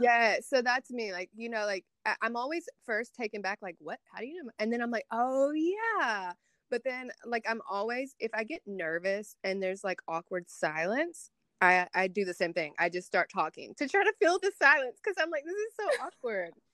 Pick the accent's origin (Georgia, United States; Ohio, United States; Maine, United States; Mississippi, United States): Mississippi, United States; Tupelo; I am from Tupelo, Mississippi